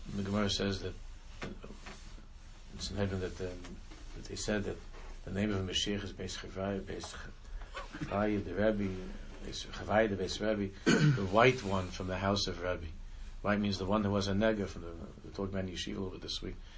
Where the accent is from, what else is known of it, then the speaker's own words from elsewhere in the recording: Israel; moved away; when I was growing up in Israel, and I was again I lived in Israel